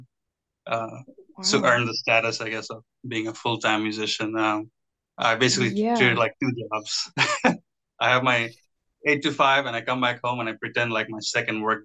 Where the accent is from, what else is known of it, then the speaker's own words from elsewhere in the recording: Bangladesh; also born or lived in Texas, United States; now in Los Angeles, United States; I'm Bangladeshi American. It's a small country beside India